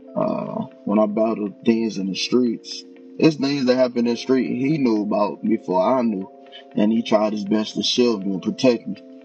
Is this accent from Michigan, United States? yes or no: yes; Detroit, Michigan, United States; now in Buckeye, United States; I grew up in Detroit, Michigan, and I currently live in Buckeye, Arizona